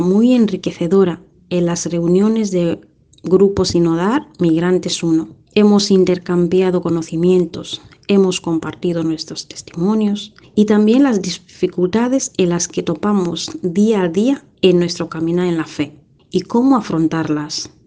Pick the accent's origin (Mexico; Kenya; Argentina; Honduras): Kenya; moved away as an adult; now in Vigo, Spain; soy de Kenia y llevo ocho años viviendo aquí en España